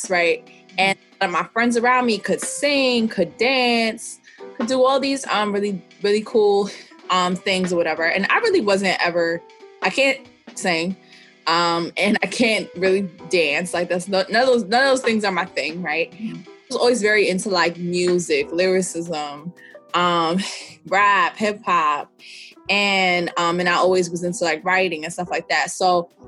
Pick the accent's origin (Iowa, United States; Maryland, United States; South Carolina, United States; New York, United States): New York, United States; New York City; I'm from New York City, mm-hmm. The Bronx specifically, like born and raised